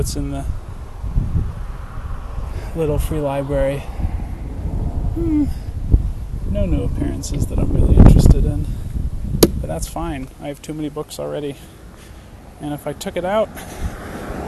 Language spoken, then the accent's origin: English; New England, United States; I grew up in New England